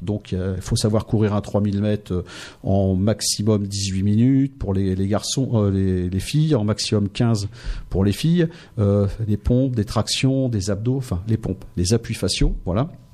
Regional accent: Noyon, Hauts-de-France, France; moved away as an adult; also born or lived in Seine-Saint-Denis / Martinique / Amiens; je suis originaire de Noyon

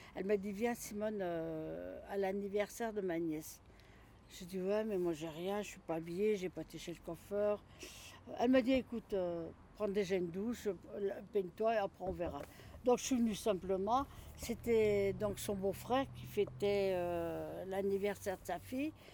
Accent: Lyon, Auvergne-Rhône-Alpes, France; moved away as an adult; also born or lived in Vergoin, Lyon; je suis de la Croix-Rousse. Et eh ben, à la MJC de la Croix-Rousse, rue Gratalou, on jouait à la babasse, on jouait au baby-foot

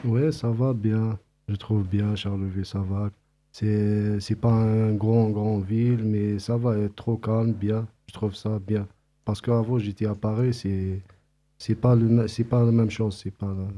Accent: Algeria; French is a second language; moved away as an adult; now in France; je suis d'origine algérienne.

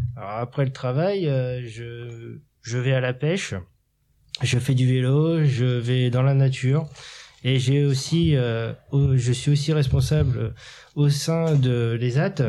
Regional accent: Cherbourg, Normandy, France; also born or lived in Coutances; now in Montebourg, France; À Montebourg, mais je suis originaire de Cherbourg

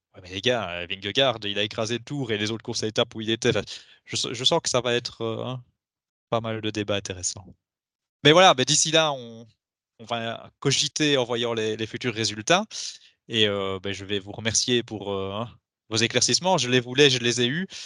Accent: Belgium; nous en tant que Belges

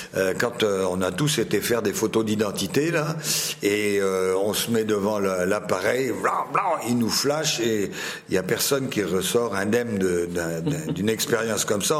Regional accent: Finistère, Brittany, France; je viens du Finistère, c'est la pointe de Bretagne

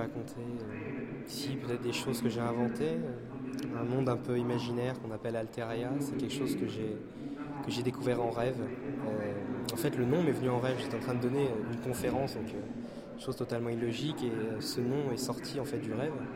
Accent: Paimpol, Brittany, France; Je suis pimpolais

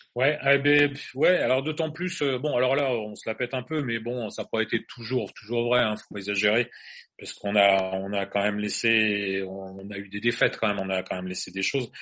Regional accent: Angers, Pays de la Loire, France; Nous, on est français, on vient d'Angers

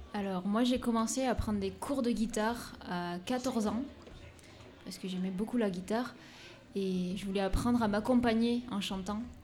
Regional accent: Madagascar; je suis née à Madagascar.

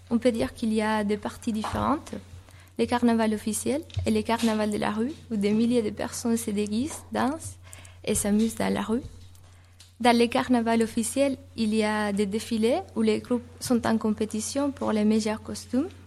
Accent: Canary Islands, Spain; born there; Je suis née à Tenerife, l'île la, plus grande de l'archipel.

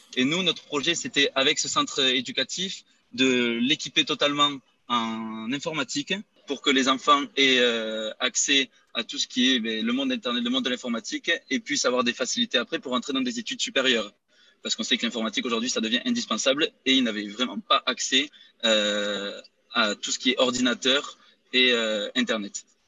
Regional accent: Rodez, Occitania, France; moved away as an adult; now in Spain

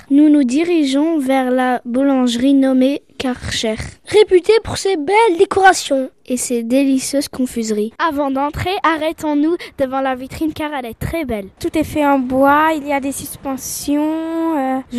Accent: Réunion, France; Pourquoi aimes-tu les chansons réunionnaises Parce que je viens de l'île de la Réunion.

